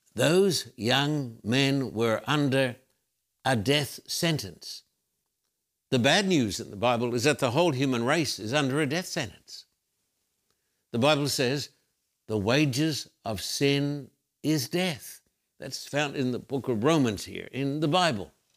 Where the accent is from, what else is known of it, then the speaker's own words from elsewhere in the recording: Brisbane, Queensland, Australia; When I was a little boy growing up in Brisbane, Australia